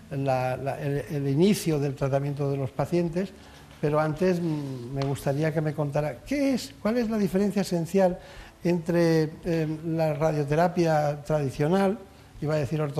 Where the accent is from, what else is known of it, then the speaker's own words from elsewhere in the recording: Barcelona, Catalonia, Spain; born there; Soy nacida en Barcelona.